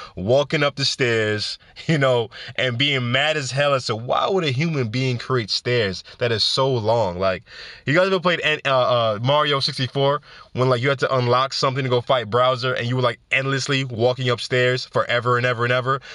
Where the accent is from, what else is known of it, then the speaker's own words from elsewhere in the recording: New York City, New York, United States; New York City, my hometown, for making me proud to be a New Yorker